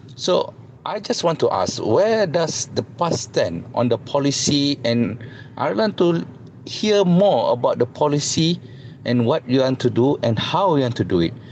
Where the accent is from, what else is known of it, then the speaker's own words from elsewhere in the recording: Malaysia; we are Malaysian